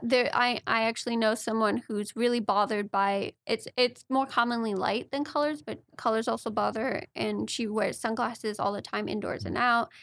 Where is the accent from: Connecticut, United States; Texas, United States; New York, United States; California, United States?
California, United States; Manhattan Beach; we grew up in Manhattan Beach, California